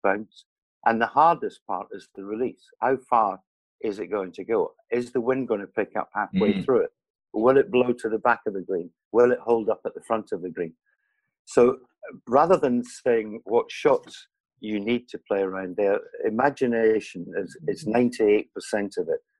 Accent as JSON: {"language": "English", "region": "Scotland", "country": "United Kingdom", "said": "I'm Scottish"}